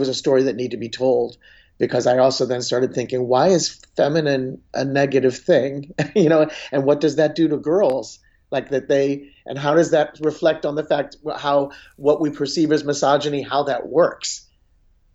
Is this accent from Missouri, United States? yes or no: yes; St. Louis, Missouri, United States; moved away; I'm originally from St. Louis